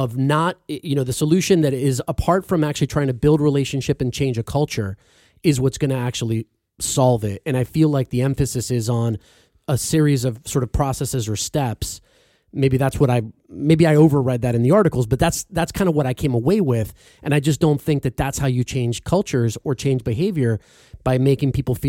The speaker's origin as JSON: {"language": "English", "region": "Florida", "country": "United States", "tie": "born or raised there", "said": "when I was growing up in Florida"}